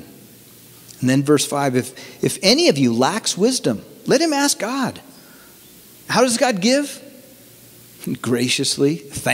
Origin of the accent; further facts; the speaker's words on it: Bay Area, California, United States; born and bred in the Bay Area